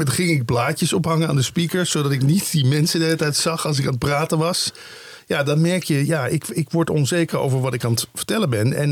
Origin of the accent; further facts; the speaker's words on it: Limburg, Netherlands; moved away; langer ik in het Westen woonde, hoe meer ik inderdaad gewoon zo ging klinken. Mensen vragen dat, ik kom oorspronkelijk uit Limburg. Zeggen ze, hoe hoor je dat dan niet meer bij jou?